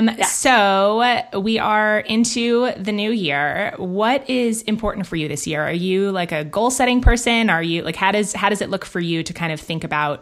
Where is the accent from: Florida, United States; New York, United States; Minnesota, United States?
New York, United States; Manhattan; also born or lived in London / Los Angeles / San Francisco; now in Bend, United States; I grew up in Manhattan and in London, and then lived in LA and San Francisco.